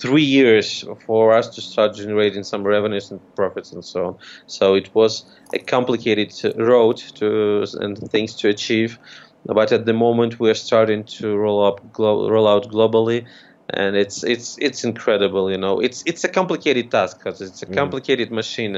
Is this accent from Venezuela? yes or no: no; Ukraine; I'm from Ukraine